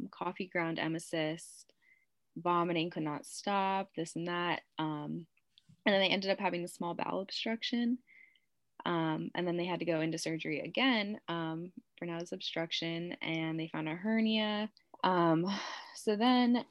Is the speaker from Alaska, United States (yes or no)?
no; Bethlehem, Pennsylvania, United States; I'm from Bethlehem, Pennsylvania.